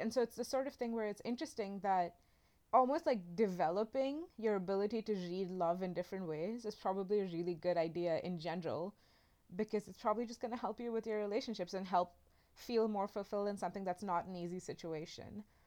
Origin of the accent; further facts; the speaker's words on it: India; moved away as an adult; I'm international. I'm from India. I've lived here for the last five years.